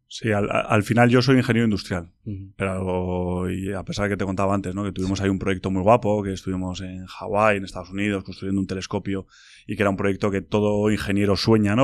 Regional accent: Bilbao, Basque Country, Spain; soy de Bilbao

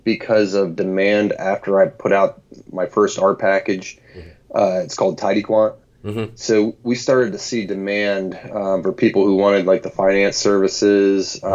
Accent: Williamsport, Pennsylvania, United States; also born or lived in State College, Pennsylvania; I grew up in Williamsport, Pennsylvania

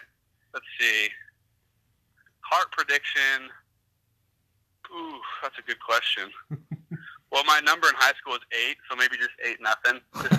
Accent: Salt Lake County, Utah, United States; growing up in Utah, especially in Salt Lake County

